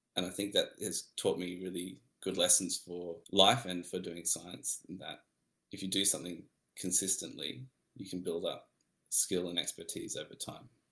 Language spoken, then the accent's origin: English; Melbourne, Victoria, Australia; I'm from Melbourne